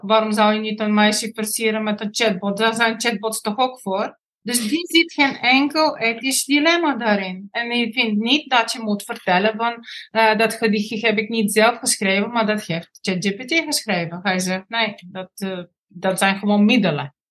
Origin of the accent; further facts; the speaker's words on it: Bulgaria; Dutch is a second language; moved away as an adult; now in Netherlands; ik kom uit Bulgarije. Op mijn negentiende kwam ik naar Nederland